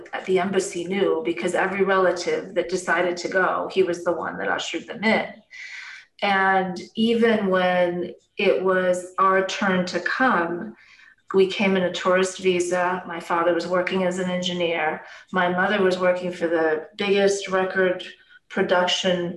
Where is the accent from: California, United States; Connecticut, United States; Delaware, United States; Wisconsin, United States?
Wisconsin, United States; Racine; born or raised there; first language Serbian; also born or lived in Yugoslavia; now in Phoenix, United States